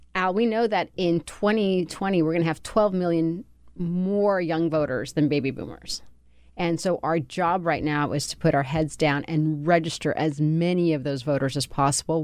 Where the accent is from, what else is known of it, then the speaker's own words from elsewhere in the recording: California, United States; also born or lived in Colombia; I grew up in California under Pete Wilson